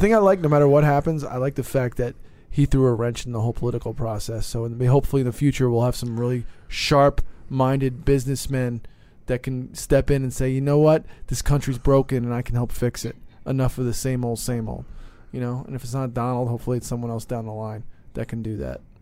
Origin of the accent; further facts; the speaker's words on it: New Jersey, United States; I'm from New Jersey, we're East Coast guys.